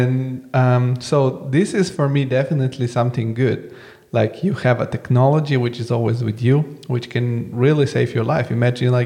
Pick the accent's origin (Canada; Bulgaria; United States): Bulgaria; I come from Bulgaria, so I'm like born in the 80s, although I'm born in the 90s